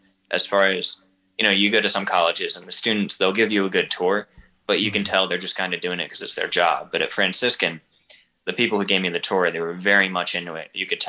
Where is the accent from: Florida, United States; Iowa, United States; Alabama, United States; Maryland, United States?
Maryland, United States; Baltimore; I'm from Baltimore and she's from McEwen, about an hour west of Nashville.